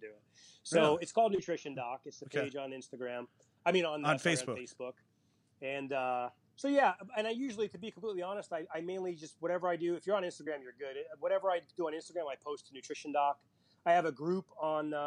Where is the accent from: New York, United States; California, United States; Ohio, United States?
New York, United States; New York City; moved away; I grew up in Queens, New York